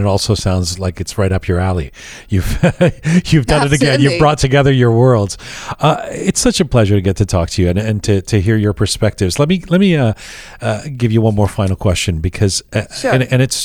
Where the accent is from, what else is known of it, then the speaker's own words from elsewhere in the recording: London, United Kingdom; back in my hometown of London